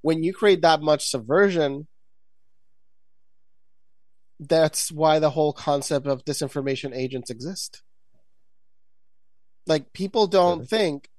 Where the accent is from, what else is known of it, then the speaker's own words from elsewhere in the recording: Puerto Rico; I come from Puerto Rico